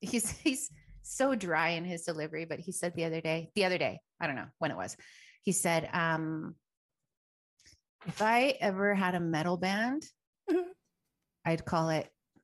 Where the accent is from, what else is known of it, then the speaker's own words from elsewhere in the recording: Chile; born there; also born or lived in Canada / Quito; so I was born in Chile, lived in Canada for a while, lived in Ecuador for a while.